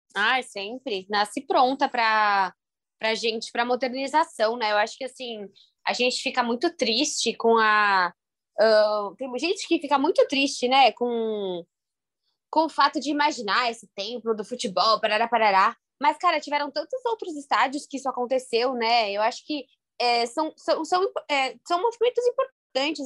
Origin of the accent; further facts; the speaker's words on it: São Paulo, Brazil; eu que sou de São Paulo